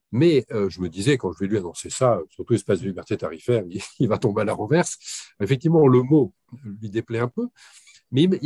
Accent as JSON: {"language": "French", "region": "West of France", "country": "France", "said": "mais vous comprenez, je suis originaire de l'ouest de la France."}